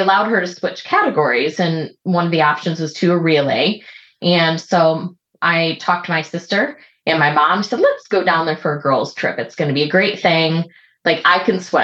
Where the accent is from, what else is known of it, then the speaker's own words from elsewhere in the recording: Michigan, United States; now in Seattle, United States; I grew up in Michigan and grew up, you know, in the lakes there